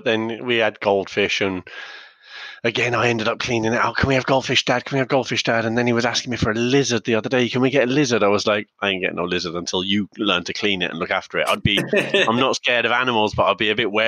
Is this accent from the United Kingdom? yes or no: yes; England, United Kingdom; now in Ireland; when I was growing up in England, it was no blacks, no dogs, no Irish